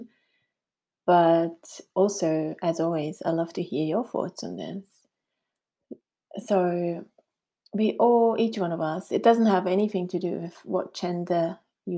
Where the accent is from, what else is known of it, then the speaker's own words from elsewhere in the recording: Switzerland; first language Swiss German; English is a second language; moved away as an adult; now in New Zealand; can tell by my funny accent that I was born in Switzerland, and we have moved to New Zealand 13 years ago